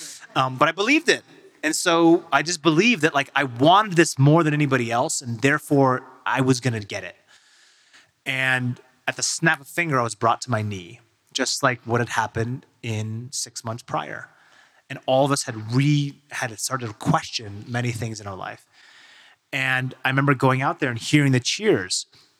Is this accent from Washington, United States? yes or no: yes; Seattle, Washington, United States; John Curley, who is he's like a broadcaster in my hometown in Seattle for a long time